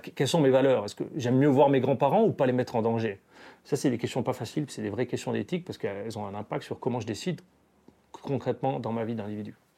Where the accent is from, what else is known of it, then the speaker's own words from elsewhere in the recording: Valais, Switzerland; now in German-speaking Switzerland, Switzerland; je suis un Valaisan établi en Suisse alémanique depuis de nombreuses années